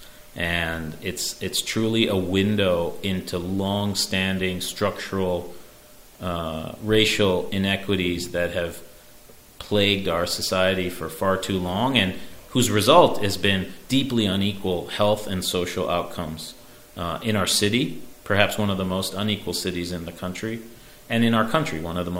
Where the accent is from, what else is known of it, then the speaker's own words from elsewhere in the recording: Chicago, Illinois, United States; now in New York, United States; growing up in Chicago